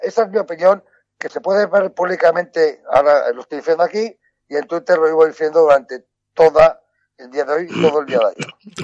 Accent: Basque Country, Spain; en mi tierra vasca

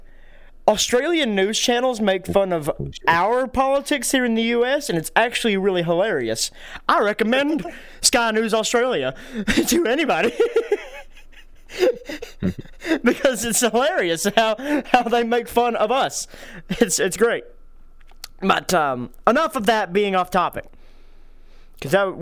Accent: United States; us Americans

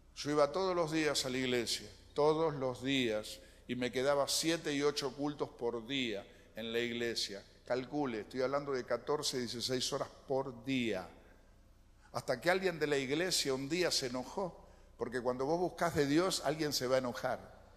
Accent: Lanús, Buenos Aires Province, Argentina; also born or lived in Colonia, Uruguay; nací aquí en Lanús

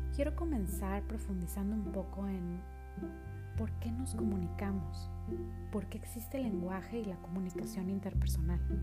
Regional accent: Monterrey, Nuevo León, Mexico; Soy originaria de Monterrey, Nuevo León

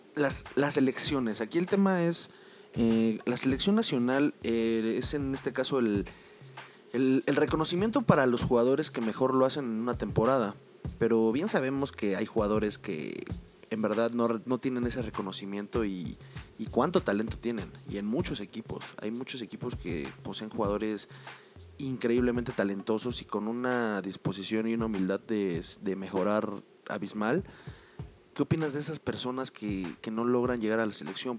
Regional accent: Mexico; nosotros como mexicanos

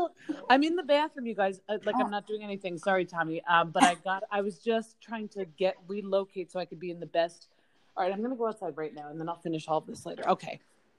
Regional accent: New Jersey, United States; I'm like the epitome of just like Jersey trashy

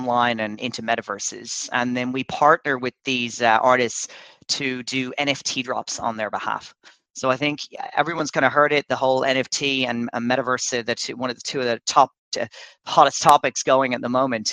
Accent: Dublin, Leinster, Ireland; moved away as an adult; now in Dubai, United Arab Emirates; I'm actually Irish. I'm from Dublin, but I've been living in Dubai for about the last 3 years

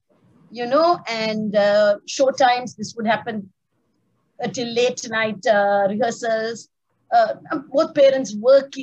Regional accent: Sri Lanka; moved away as an adult; I was born and brought up in Sri Lanka.

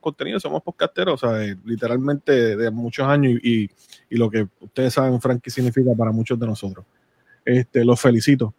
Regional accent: Puerto Rico; moved away as an adult; now in United States; yo nací en Puerto Rico, viví en Puerto Rico. Llevo, llevo ocho años fuera

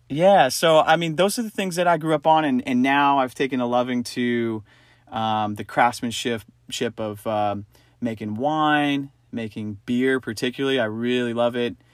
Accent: East Coast, United States; moved away; also born or lived in New York; growing up on the East Coast

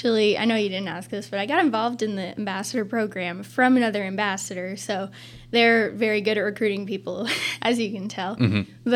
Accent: Twin Rivers, Missouri, United States; I came from Twin Rivers, and Twin Rivers is very small.

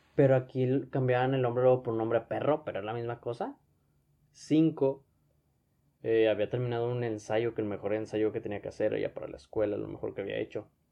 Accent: Monterrey, Nuevo León, Mexico; Yo soy de Monterrey, pero no me hubiera quedado en Monterrey.

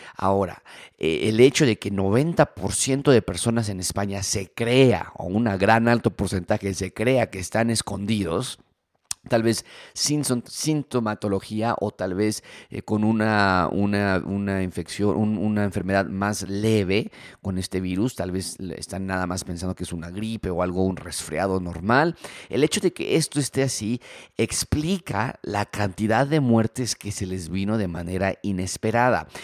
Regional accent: Mexico; nosotros como mexicanos

